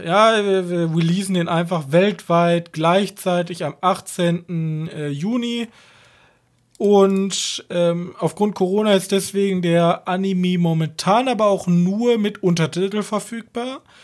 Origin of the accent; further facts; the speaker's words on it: Germany; als Deutscher